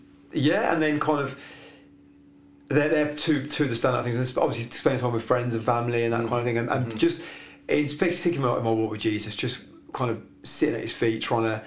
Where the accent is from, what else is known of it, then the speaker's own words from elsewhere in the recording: Birmingham, West Midlands, United Kingdom; moved away; also born or lived in Cornwall; From Birmingham